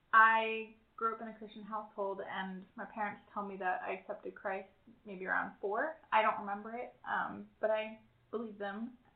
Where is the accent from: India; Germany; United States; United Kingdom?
Germany; born there; I am 25 years old, and I was born in Germany to a German mother and American father.